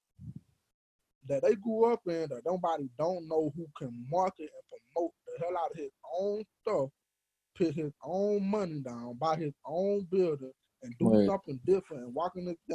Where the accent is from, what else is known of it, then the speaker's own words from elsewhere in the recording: Atlanta, Georgia, United States; we're from Atlanta. So, we're from Black Hollywood.